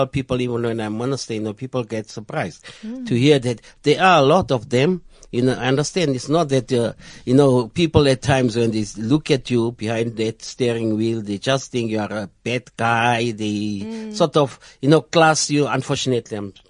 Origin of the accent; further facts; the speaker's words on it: Johannesburg, Gauteng, South Africa; I'm from El Dorado Park, which is in Joburg